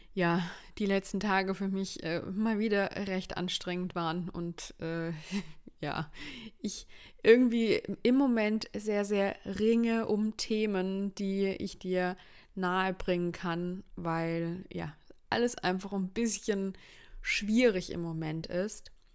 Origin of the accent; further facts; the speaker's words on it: schooled in Baden-Württemberg, Germany; Ich bin Deutsche. Ich bin in Deutschland geboren, meine Eltern sind in Deutschland geboren